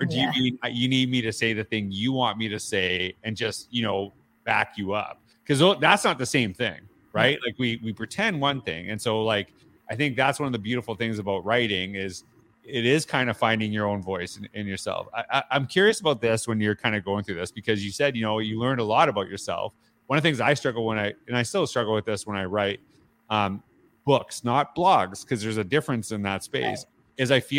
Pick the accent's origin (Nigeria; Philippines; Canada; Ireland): Canada; I'm a Canadian, so it's nice to hear.